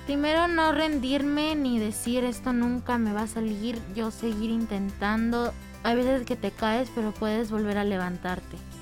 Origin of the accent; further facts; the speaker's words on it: El Salvador; now in Querétaro, Mexico; yo soy de El Salvador, llevo un año y medio más o menos aquí en el Cumbres